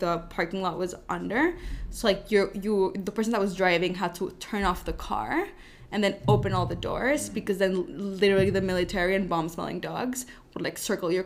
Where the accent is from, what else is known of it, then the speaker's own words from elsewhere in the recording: Bogota, Colombia; moved away as an adult; now in New York, United States; I was born here in New York, and we moved to Bogota, Colombia, very shortly thereafter